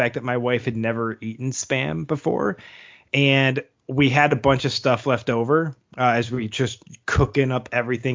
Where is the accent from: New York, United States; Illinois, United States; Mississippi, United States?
New York, United States; Buffalo; moved away; also born or lived in St. Louis; I grew up in Buffalo, so it's the Bisons.